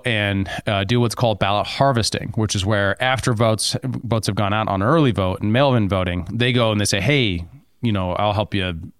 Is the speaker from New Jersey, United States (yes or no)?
no; Helena, Montana, United States; growing up in Helena